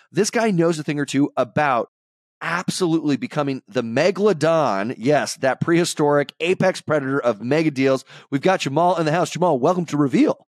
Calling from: Boston, Massachusetts, United States; I'm calling in from Boston

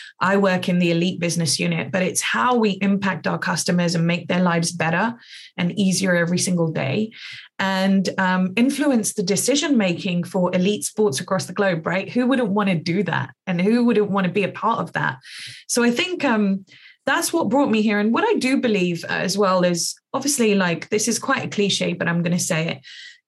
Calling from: London, United Kingdom; I'm zooming in from London. So I live in Northwest London, about an hour's tube ride into town

